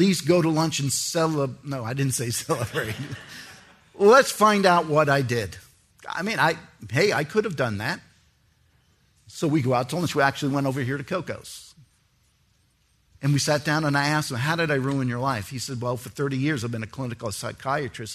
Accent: New York City, New York, United States; I was born in New York City

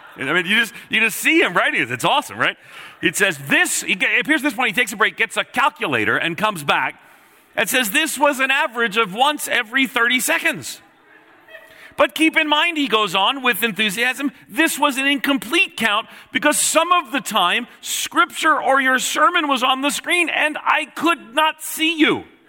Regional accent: Long Island, New York, United States; I grew up on Long Island, just outside of New York City

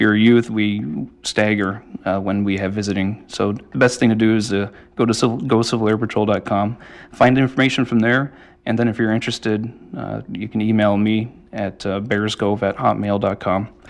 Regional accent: Brunswick, Maine, United States; now in Trenton, Maine, United States; I grew up down near the Brunswick Naval Air Station

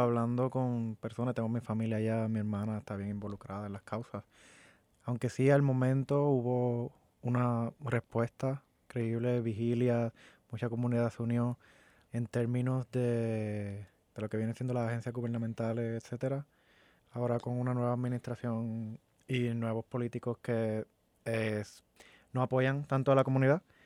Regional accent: Puerto Rico; moved away as an adult; now in Orlando, United States; yo vengo de Puerto Rico. Me mudé hace un año, siete meses y un tiempito más.

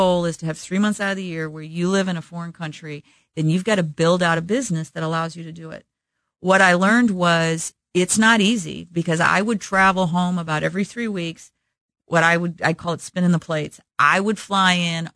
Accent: Midwest, United States; growing up in the Midwest with good Midwestern work ethic

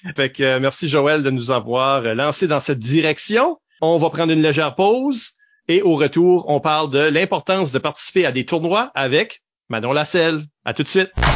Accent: Shippagan, New Brunswick, Canada; on n'a pas les accents de Bouctouche là, on vient de Chupagan.

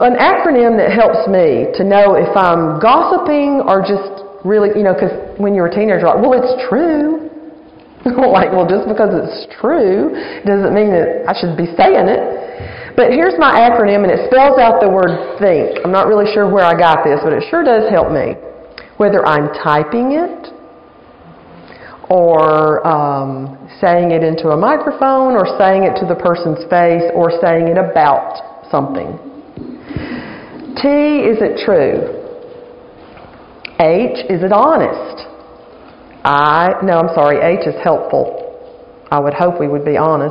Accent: Alabama, United States; now in Virginia, United States; I am from Alabama. I'm an Alabama girl

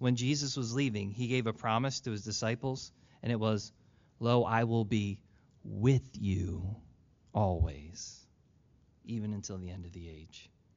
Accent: Philadelphia, Pennsylvania, United States; I was born in Philly

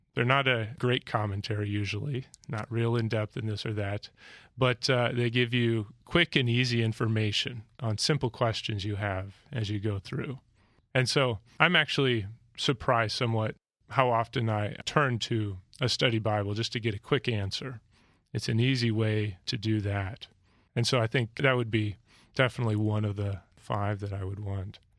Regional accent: Alaska and Montana, United States; I grew up in Alaska and Montana

